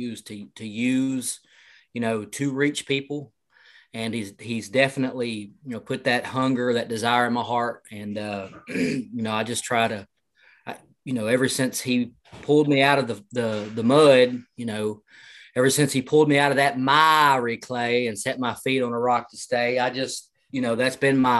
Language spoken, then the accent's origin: English; El Dorado, Arkansas, United States; I'm from El Dorado, Arkansas